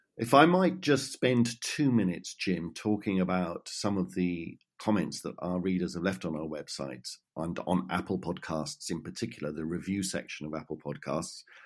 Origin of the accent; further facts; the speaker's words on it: United Kingdom; now in Ireland; as a Brit who is more used to British conventions around right and left